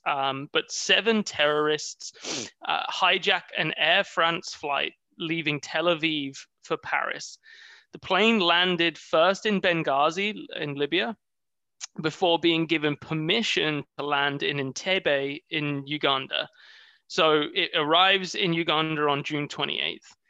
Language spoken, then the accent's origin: English; United Kingdom; being British